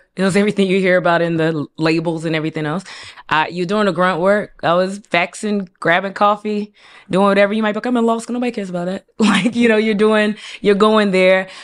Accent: Raleigh, North Carolina, United States; moved away as an adult; also born or lived in Durham, North Carolina / Hillside, New Jersey; I'm from Raleigh, North Carolina.

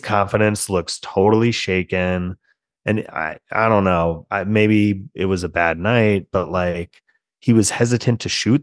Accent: Germantown, Maryland, United States; a former Seneca Valley quarterback from Germantown, Maryland, um, kid named Brian Fleury, who was a quarterback in my hometown in the nineties

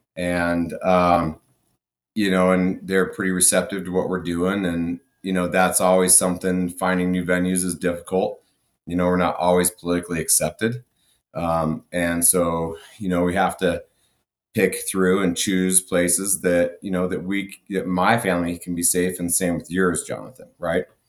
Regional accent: Durango, Colorado, United States; we come back to my hometown, Durango, Colorado

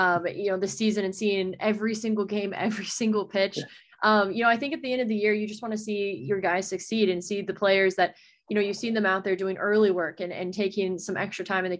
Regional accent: Texas, United States; moved away; also born or lived in Portland, Maine; I'm from Texas and that's where I grew up.

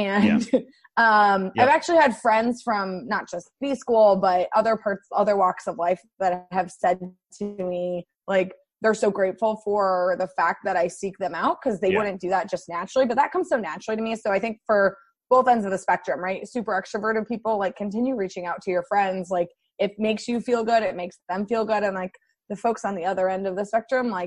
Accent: Iowa City, Iowa, United States; also born or lived in Durham, North Carolina; now in Washington, D.C., United States; I grew up in Iowa City

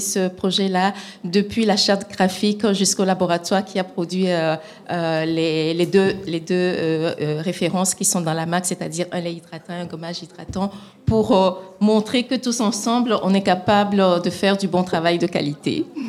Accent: Togo; moved away; mon pays d'origine qui est le Togo

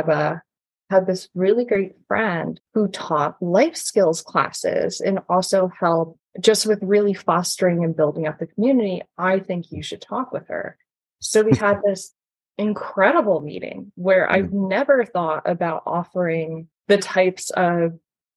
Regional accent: the Poconos, Pennsylvania, United States; moved away as an adult; also born or lived in Scranton, Pennsylvania; now in Staten Island, New York, United States; I'm from the Poconos. I'm used to the suburbs

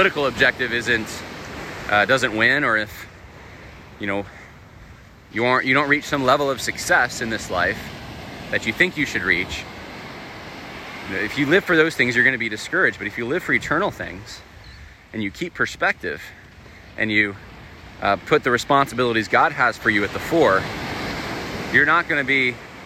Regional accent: California, United States; moved away; I was born in California

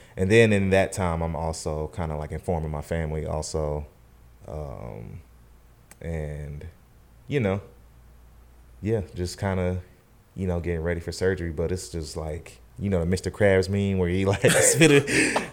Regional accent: Charlotte, North Carolina, United States; also born or lived in San Antonio, Texas / Winston-Salem; I'm from Charlotte, North Carolina. Born and raised, pretty much lived here my whole life

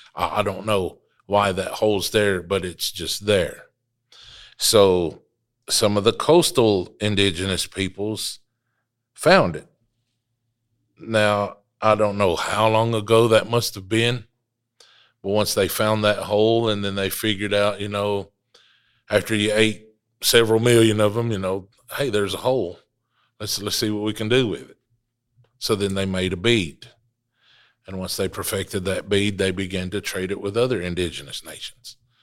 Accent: Wolftown, Qualla Boundary, North Carolina, United States; I come to you from the Wolf Town section of the mother town

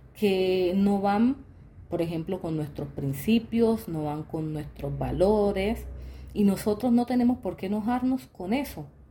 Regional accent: Quibdó, Chocó, Colombia; also born or lived in Dominican Republic; a Kibdo, a mi tierra

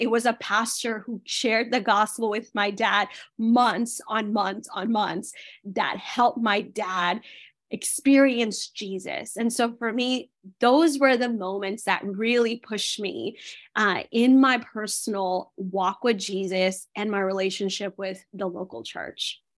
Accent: India; moved away; I was born in India.

